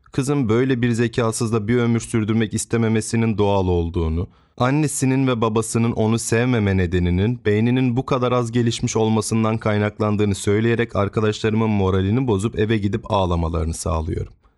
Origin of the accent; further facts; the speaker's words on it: Trabzon, Turkey; 7-8 yaşlarındayım. Yaza doğru tüm gurbetçilerin de gelmesiyle memleketlerine, Trabzon'a gelen halamlar